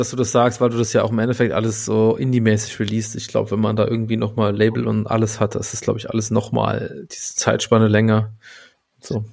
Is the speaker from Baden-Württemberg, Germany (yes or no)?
no; Saarbrücken, Saarland, Germany; ich bin in Saarbrücken geboren